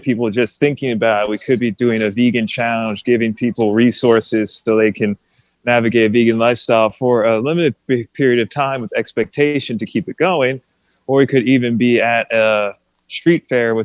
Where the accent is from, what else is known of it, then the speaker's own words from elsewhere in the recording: New Jersey, United States; moved away as an adult; also born or lived in Gettysburg, Pennsylvania; I grew up in New Jersey.